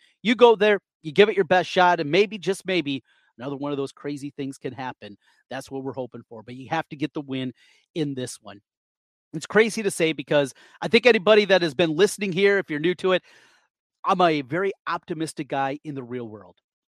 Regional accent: Nebraska, United States; I was from Nebraska, so they had Nebraska stuff growing up.

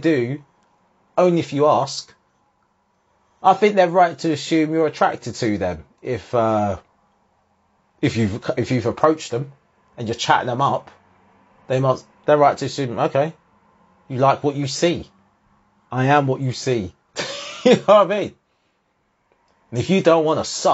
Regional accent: Harlow, East of England, United Kingdom; one of the few ethnic people in any situation growing up in Harlow

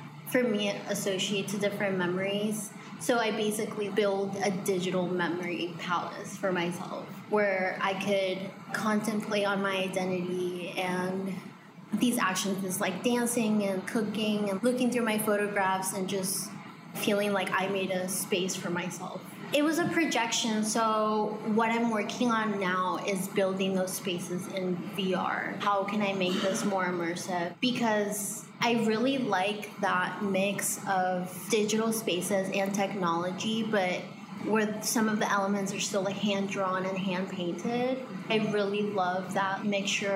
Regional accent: Orlando, Florida, United States; also born or lived in Bogota, Colombia; I grew up in Orlando, Florida. I was born in Bogota, Colombia. So migrated from Colombia

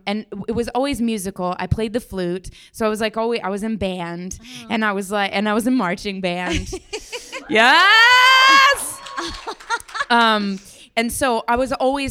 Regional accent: Denver, Colorado, United States; now in New York, United States; I'm from Denver, Colorado

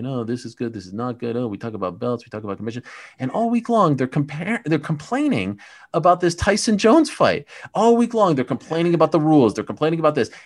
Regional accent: Montreal, Quebec, Canada; moved away; I grew up in Montreal, which is one of the all-time great fight towns

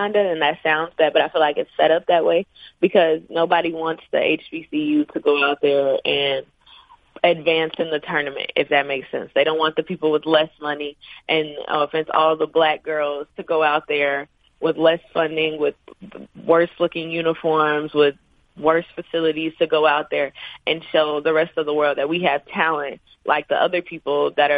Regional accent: Arkansas, United States; moved away as an adult; I'm from Arkansas. I live 3 hours away from home.

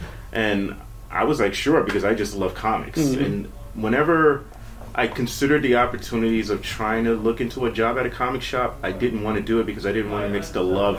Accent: New York City, New York, United States; I'm from here. I'm from the Bronx, born and raised.

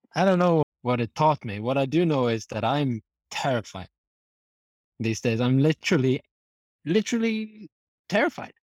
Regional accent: Norway; moved away; also born or lived in France / Canada; I'm from Norway

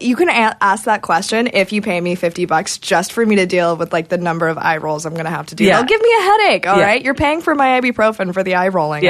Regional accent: Kentucky, United States; I'm from Kentucky.

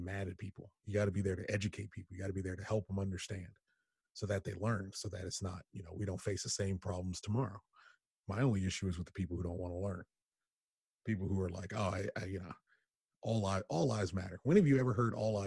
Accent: United States; I'm born in America

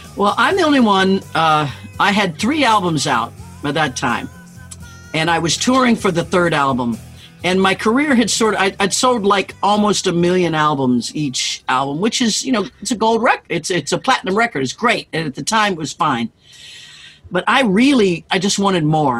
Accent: Kansas, United States; moved away as an adult; I grew up in Kansas

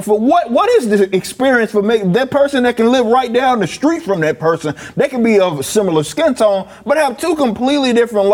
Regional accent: the South, United States; also born or lived in Arkansas; Born and raised in the South, here mm-hmm. between here and Arkansas

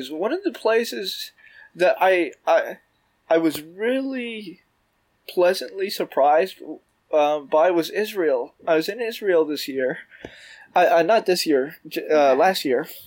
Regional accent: Toronto, Ontario, Canada; moved away as an adult; now in New York, United States; I'm from, from Toronto. I'm Canadian.

